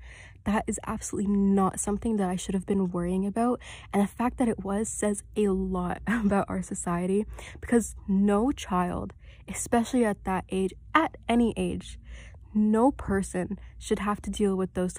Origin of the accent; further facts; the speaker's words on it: Saudi Arabia; also born or lived in Kuwait; now in Canada; So originally I came to Canada from Saudi Arabia. I wasn't born there, I was born in Kuwait, but I kind of moved around the Middle East a lot, and I lived in Saudi Arabia for a couple years, and I came to Canada from there.